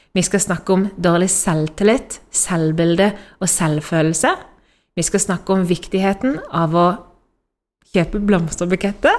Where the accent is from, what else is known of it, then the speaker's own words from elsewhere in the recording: Norway; also born or lived in Spain; hjemme i Norge, fordi akkurat nå så sitter vi her i Spania